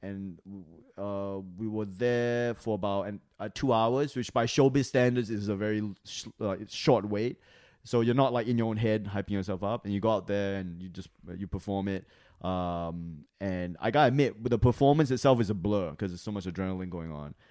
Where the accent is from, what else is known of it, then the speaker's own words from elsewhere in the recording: Australia; moved away; I was from Australia